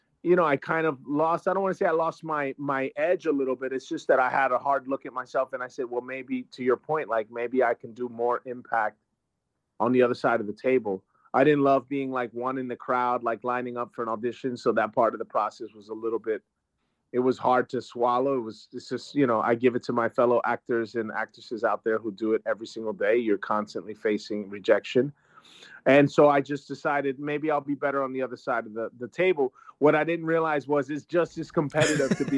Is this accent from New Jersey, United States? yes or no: yes; Trenton, New Jersey, United States; I grew up in Trenton, New Jersey.